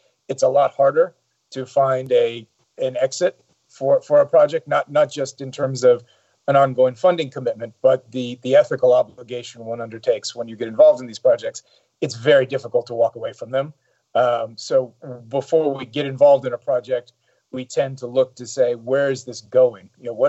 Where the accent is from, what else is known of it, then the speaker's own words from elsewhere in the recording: Saudi Arabia; also born or lived in Europe / Middle East; I probably have a slightly unique perspective for an American. I grew up in Saudi Arabia, spent about half of my early life living in Europe, in the Middle East.